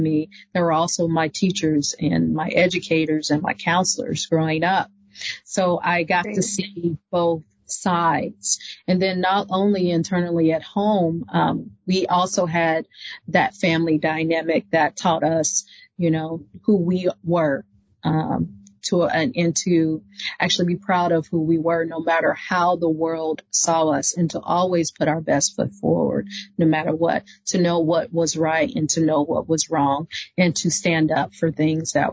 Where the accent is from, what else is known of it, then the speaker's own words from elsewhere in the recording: Walnut Grove, Mississippi, United States; now in Indiana, United States; we grew up in Mississippi. Walnut Grove, Mississippi